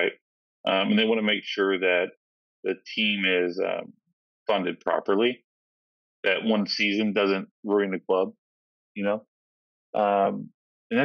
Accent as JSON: {"language": "English", "region": "Kentucky", "country": "United States", "said": "I'm originally from Kentucky"}